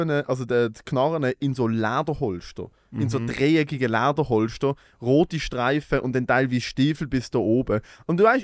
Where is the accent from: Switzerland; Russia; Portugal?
Switzerland; Ich bin aus der Schweiz.